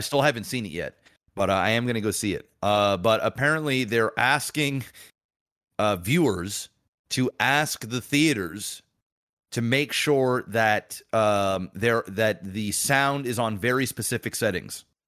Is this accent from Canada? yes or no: yes; Canada; I'm Canadian.